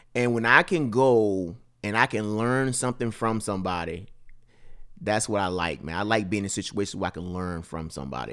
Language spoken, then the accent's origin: English; Mississippi, United States; born or raised there; moved away